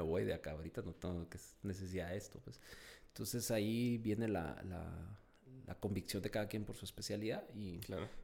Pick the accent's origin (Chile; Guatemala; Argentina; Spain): Guatemala; also born or lived in Mexico; como guatemalteco